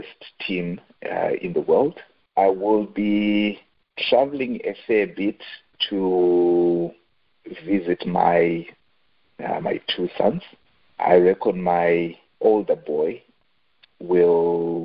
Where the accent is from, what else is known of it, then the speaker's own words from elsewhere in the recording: Zimbabwe; I grew up in Zimbabwe. I spent a fair bit of time in Zimbabwe.